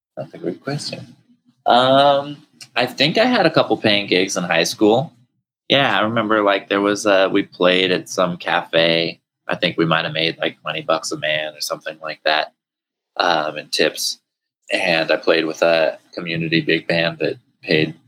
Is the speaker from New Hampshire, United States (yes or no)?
yes; New Hampshire, United States; as a kid growing up in New Hampshire